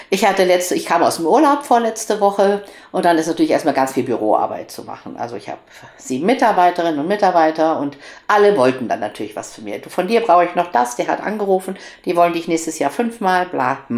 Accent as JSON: {"language": "German", "town": "Cologne", "region": "North Rhine-Westphalia", "country": "Germany"}